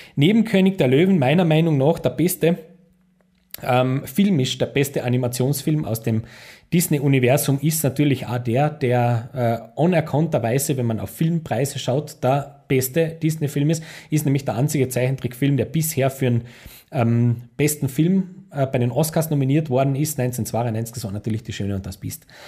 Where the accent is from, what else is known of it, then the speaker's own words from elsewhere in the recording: Austria; ich als Österreicher